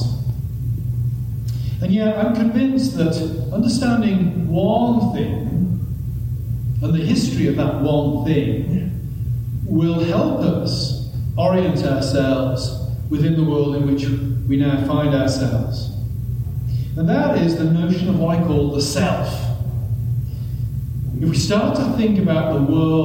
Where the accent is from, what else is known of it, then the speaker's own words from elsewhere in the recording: England, United Kingdom; I'm English, we don't hug